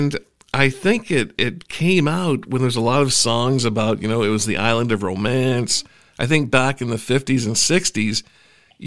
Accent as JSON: {"language": "English", "town": "Huntington Beach", "region": "California", "country": "United States", "tie": "born or raised there", "also_born_or_lived": "Toronto area, Canada", "moved": "yes", "lives_now": "Canada", "said": "I grew up in Huntington Beach, California"}